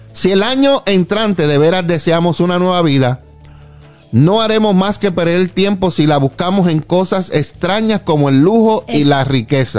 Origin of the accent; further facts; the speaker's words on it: Puerto Rico; now in Arlington, United States; yo cuando crecía en Puerto Rico